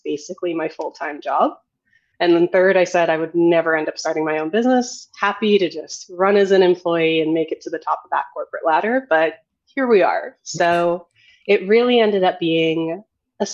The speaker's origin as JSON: {"language": "English", "town": "Edmonton", "region": "Alberta", "country": "Canada", "tie": "born or raised there", "moved": "yes", "lives_now": "Toronto, Canada", "said": "I moved back to Edmonton, my hometown"}